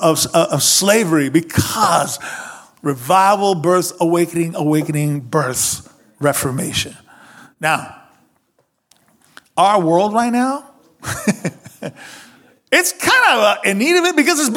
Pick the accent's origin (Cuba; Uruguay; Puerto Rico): Cuba; moved away; I grew up in Cuba.